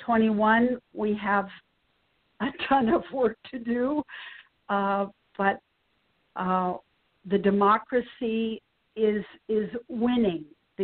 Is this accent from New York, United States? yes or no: yes; New York, United States; As a New Yorker, yes, it's fathomable